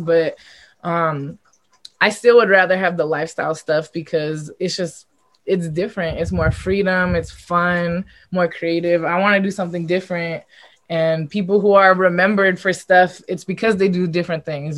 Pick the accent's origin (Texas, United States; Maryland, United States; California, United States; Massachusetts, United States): California, United States; Los Angeles; it was in my hometown